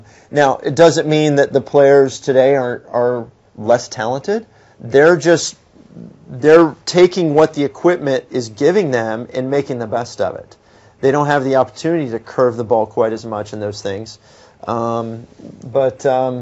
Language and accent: English; Texas, United States; being a Texan